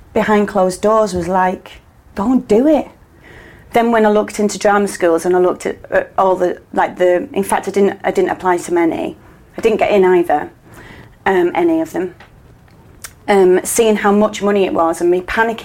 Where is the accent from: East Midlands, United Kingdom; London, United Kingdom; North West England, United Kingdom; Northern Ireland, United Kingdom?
North West England, United Kingdom; Manchester; at the Royal Exchange in Manchester because it's my hometown